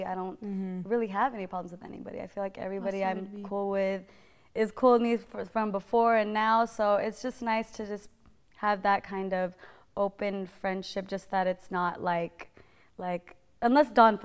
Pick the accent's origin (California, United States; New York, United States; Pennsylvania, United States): California, United States; Modesto; moved away; also born or lived in San Jose, California; I'm from Northern California. I was born in San Jose, raised in Modesto.